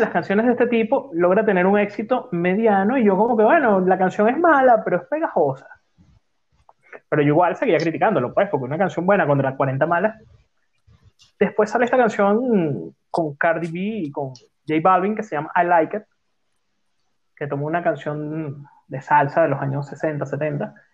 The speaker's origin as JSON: {"language": "Spanish", "country": "Venezuela", "moved": "yes", "said": "Cuando yo me vine de Venezuela, estaba comenzando a sonar este señor que se llama …"}